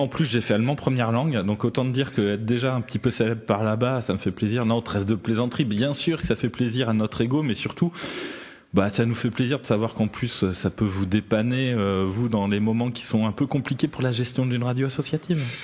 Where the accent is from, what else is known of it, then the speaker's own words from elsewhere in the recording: Lyon, Auvergne-Rhône-Alpes, France; on a grandi dans Lyon mm. tous les deux